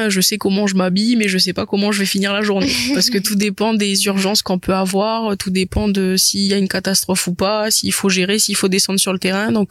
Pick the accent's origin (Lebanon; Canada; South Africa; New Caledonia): New Caledonia; Et puis même, je suis calédonienne